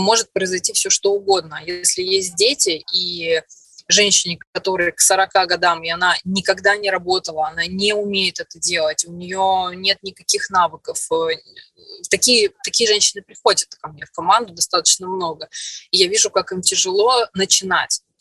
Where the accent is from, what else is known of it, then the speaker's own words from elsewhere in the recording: Orsk, Orenburg Oblast, Russia; moved away as an adult; also born or lived in Perm; now in Moscow, Russia; в Москву приехала из Перми, а в Пермь я приехала из маленького города в Оренбургской области, город Орск